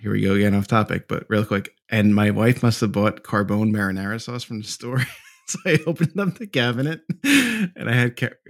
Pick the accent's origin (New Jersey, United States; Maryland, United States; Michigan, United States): New Jersey, United States; I'm from Jersey. I'm dirty.